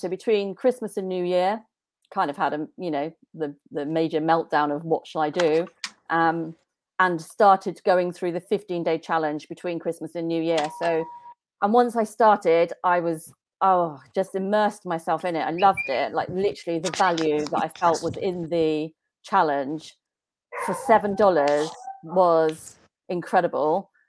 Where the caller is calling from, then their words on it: South West England, United Kingdom; So I am in the UK in a place called Cornwall, which is right down the bottom of the UK. Very nice area.